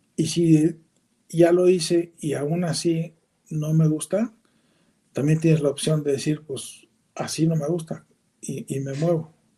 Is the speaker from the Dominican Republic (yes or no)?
no; Mexico; como nacimos ahí, vivimos ahí, somos mexicanos